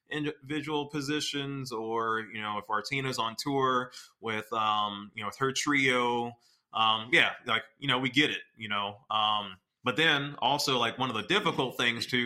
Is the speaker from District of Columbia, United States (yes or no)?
no; Memphis, Tennessee, United States; I'm from Memphis, Tennessee